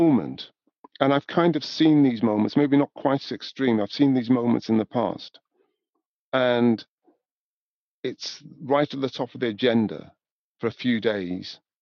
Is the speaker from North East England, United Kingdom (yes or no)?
yes; Newcastle upon Tyne, North East England, United Kingdom; moved away as an adult; also born or lived in Scotland / London; I was born in Newcastle, you know, raised in the north of England, gone to university in Scotland and moved to London